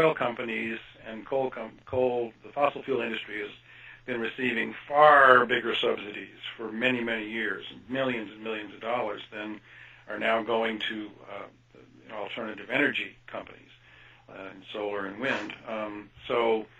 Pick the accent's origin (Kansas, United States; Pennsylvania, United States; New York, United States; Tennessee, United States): Kansas, United States; moved away; I grew up in Kansas, actually, for part of my life, and went to the University of Kansas.